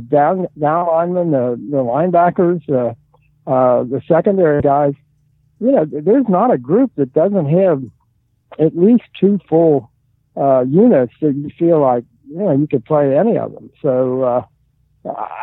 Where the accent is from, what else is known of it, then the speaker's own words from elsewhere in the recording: Midwest, United States; moved away; I grew up in the Midwest